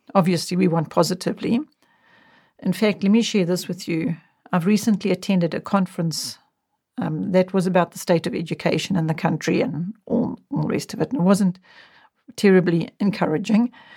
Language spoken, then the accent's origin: English; South Africa; television only came into our country when I was in my young adult years.